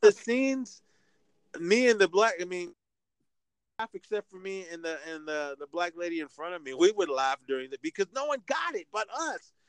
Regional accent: Oakland, California, United States; my hometown, uh, Oakland, California

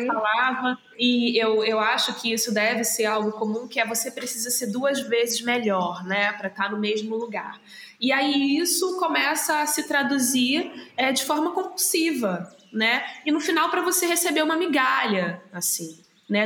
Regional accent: Rio de Janeiro, Brazil; eu cresci em Auma, né, que é o subúrbio do Rio de Janeiro

